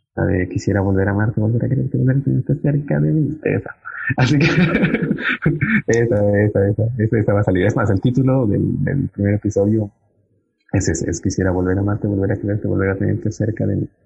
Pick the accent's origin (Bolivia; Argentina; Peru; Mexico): Bolivia; Cochabamba; como bolivianos realmente tenemos mucho para dar